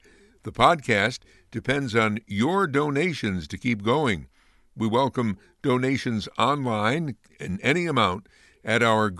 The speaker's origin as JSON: {"language": "English", "town": "Amsterdam", "region": "New York", "country": "United States", "tie": "born or raised there", "said": "growing up in Amsterdam"}